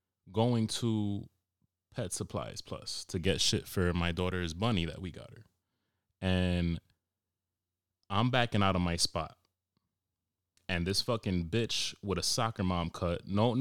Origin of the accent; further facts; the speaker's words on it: Cranston, Rhode Island, United States; So I confidently said, no, I'm from Cranston.